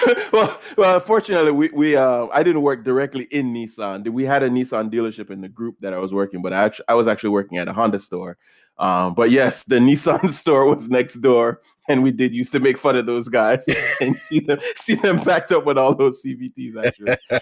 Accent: Jamaica; moved away; growing up in Jamaica

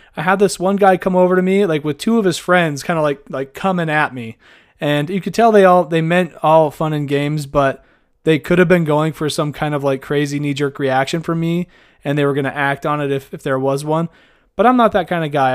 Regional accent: Idaho, United States; the state that I'm born and raised from, capital of the state that I work in and live

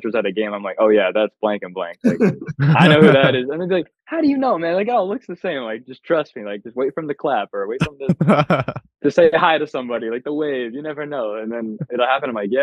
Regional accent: Tampa, Florida, United States; I'm from Tampa

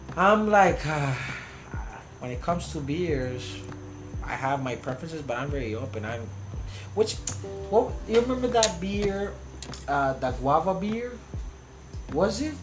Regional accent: New York City, New York, United States; moved away; I grew up in Queens

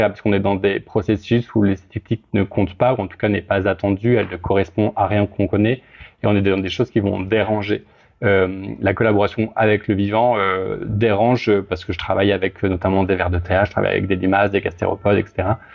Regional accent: Grenoble, Auvergne-Rhône-Alpes, France; je viens de Grenoble

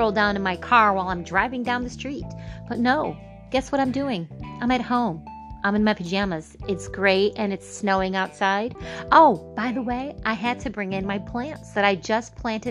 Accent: Michigan, United States; I am from Michigan

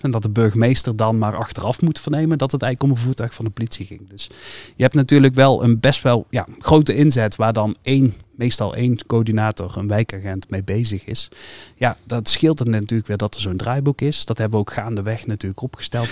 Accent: North Brabant, Netherlands; bij ons in Brabant

